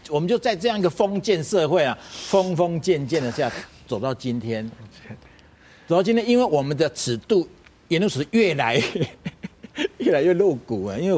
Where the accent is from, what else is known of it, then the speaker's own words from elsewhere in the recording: Taiwan; 但是我看不过去啊！我们台湾人怎么看得过去这种不公不义的事呢？